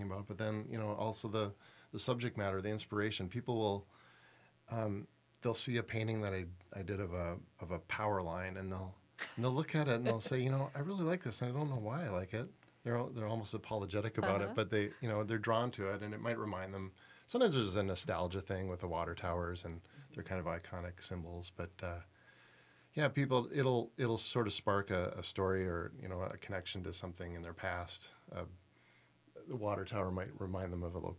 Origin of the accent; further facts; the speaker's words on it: Toronto, Ontario, Canada; moved away as an adult; now in Minnesota, United States; I grew up in Toronto